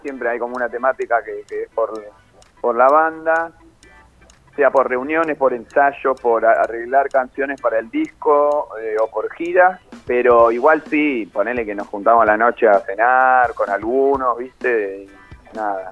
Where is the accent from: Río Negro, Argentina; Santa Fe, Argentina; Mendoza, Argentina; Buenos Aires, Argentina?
Buenos Aires, Argentina; yo soy muy porteño